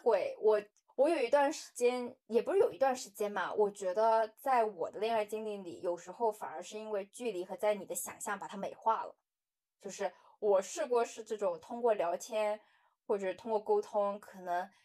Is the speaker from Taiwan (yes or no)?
no; Guangdong, China; moved away as an adult; now in Shanghai, China; 因为通常像我们广东那边很多的同学，他们都是刚毕业大学毕业二十几岁就已经结婚了